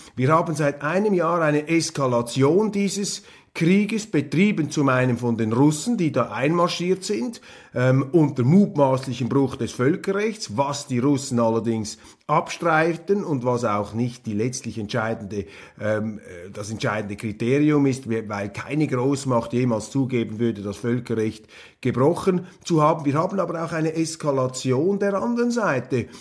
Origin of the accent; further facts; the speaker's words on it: Switzerland; als Schweizer Journalist im Ausland